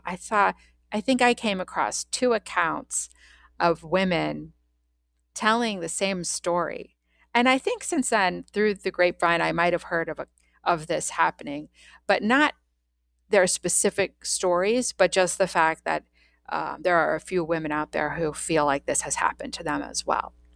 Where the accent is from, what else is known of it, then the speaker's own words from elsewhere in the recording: Washington, District of Columbia, United States; I was born in Washington, D C in nineteen seventy-one, and I grew up